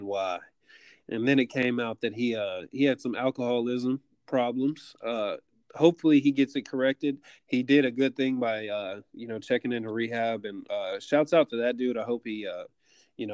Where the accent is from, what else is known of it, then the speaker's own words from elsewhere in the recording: Longview, Texas, United States; moved away; I went to my hometown, Longview, Texas, spent some time with my family.